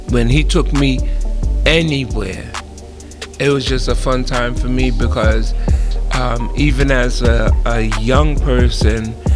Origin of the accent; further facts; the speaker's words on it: New York City, New York, United States; I grew up in the Bronx, New York